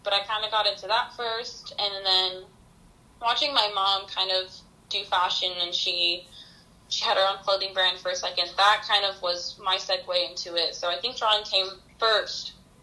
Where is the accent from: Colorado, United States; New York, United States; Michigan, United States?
Colorado, United States; also born or lived in Santa Monica, California; I'm originally from California. I was born in Santa Monica. I lived here for about 4 years. And then we moved out to Colorado in 2004, 2005